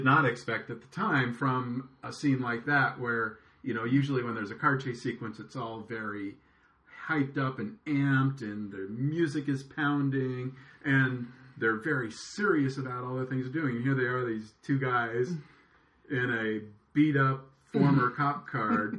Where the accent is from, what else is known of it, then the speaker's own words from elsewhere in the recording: Los Angeles, California, United States; I was growing up in Los Angeles in the late 70s and early 80s